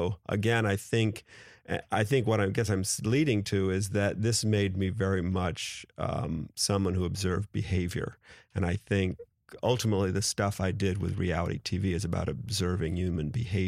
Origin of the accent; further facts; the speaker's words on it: Gulfport, Mississippi, United States; born there; In my case, I was born in Gulfport, Mississippi, to a British mother and a dad who was from Illinois.